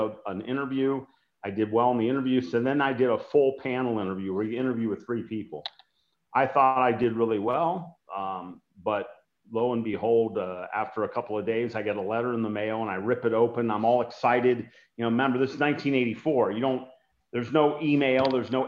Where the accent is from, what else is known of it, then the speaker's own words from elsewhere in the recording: Cincinnati, Ohio, United States; I was a track and field coach to inner city kids in my hometown of Cincinnati, Ohio